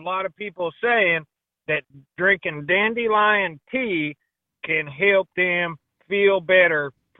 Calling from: Deep South, United States; Well, gentlemen, I'm in the South, the Deep South.

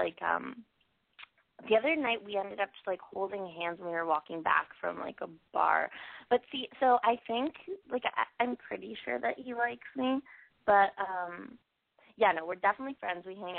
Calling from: Toronto, Ontario, Canada; I am 21, and I'm calling from Toronto.

